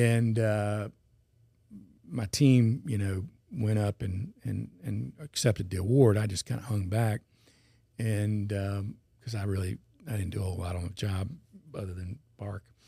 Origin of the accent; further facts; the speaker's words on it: Baton Rouge, Louisiana, United States; also born or lived in Atlanta / North Carolina / New Orleans; I was born and raised in Baton Rouge